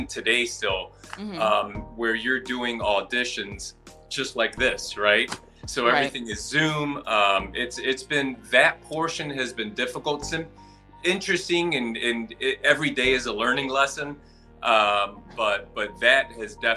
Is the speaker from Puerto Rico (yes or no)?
yes; Puerto Rico; now in Chicago, United States; I'm a Puerto Rican, Chicago-based actor, writer, as well as a director